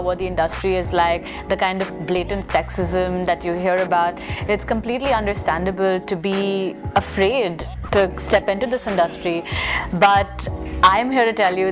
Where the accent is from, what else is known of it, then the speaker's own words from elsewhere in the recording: Mumbai, Maharashtra, India; I'm a filmmaker from Mumbai, India